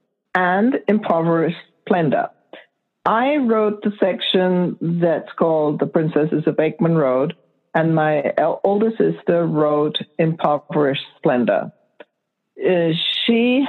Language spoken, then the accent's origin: English; Lahore, Punjab, Pakistan; moved away; us three sisters growing up in Lahore, Pakistan in the 50s and 60s, and pretty much covers the time there until we left.